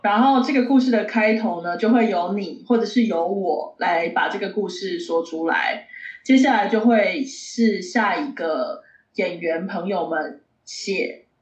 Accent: eastern Taiwan, Taiwan; 我是吃东部粽长大的，我们都吃东部粽啊

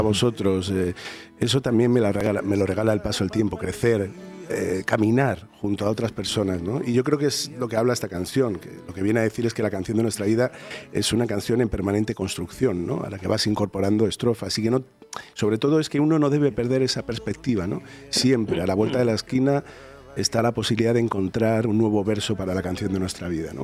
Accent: Madrid, Community of Madrid, Spain; Yo soy de Vallecas, yo soy del Rayo Vallecano

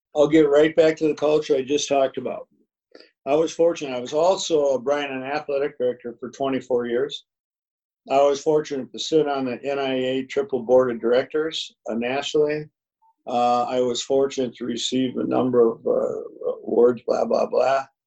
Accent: Minneapolis, Minnesota, United States; growing up in North Minneapolis

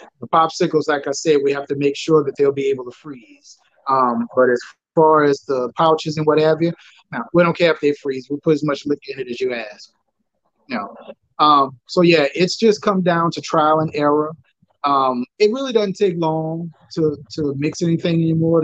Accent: New Orleans, Louisiana, United States; I'm from New Orleans

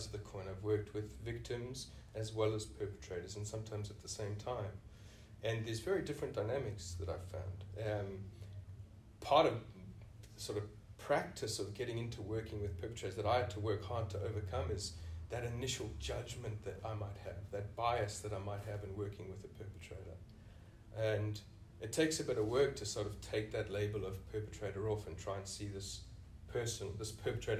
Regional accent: South Africa; moved away as an adult; now in Australia; you can hear from the accent, I'm originally from South Africa.

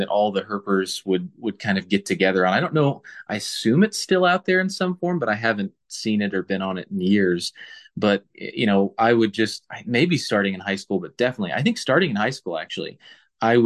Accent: Richmond, Indiana, United States; moved away as an adult; now in New York, United States; I grew up in Richmond, Indiana, so right on the Ohio line

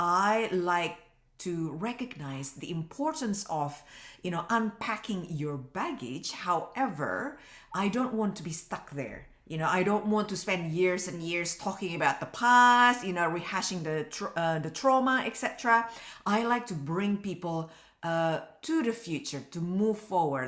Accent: Indonesia; moved away as an adult; now in Australia; I came from Indonesia and I came from a very religious family. I didn't feel at home back home.

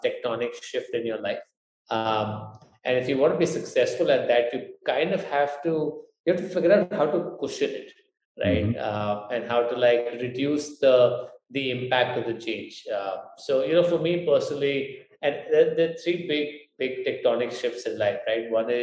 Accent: Kolkata, West Bengal, India; moved away as an adult; also born or lived in Middle East / Michigan, United States; now in Delhi, India; So I grew up in Calcutta. And I did most of my schooling there

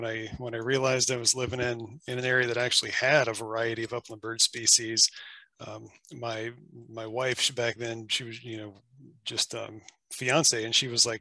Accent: Appalachia, United States; now in Washington, United States; where I'm from Appalachia. And where I grew up

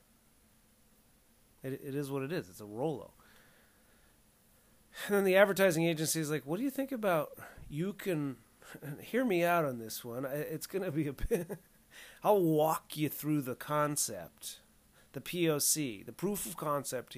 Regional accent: Southern California, United States; My wife and I grew up in Southern California

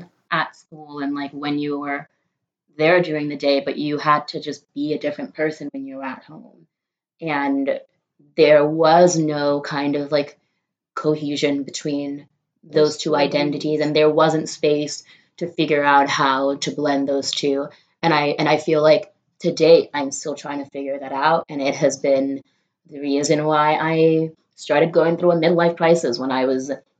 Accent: Nigeria; now in New York City, United States; And I moved from Nigeria to here, but my family moved to New York City specifically because there was a huge Fulani community here. And that's what I lived in.

